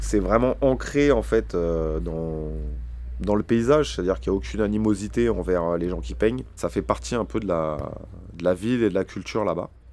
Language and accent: French; Paris, Île-de-France, France; chez nous à Paris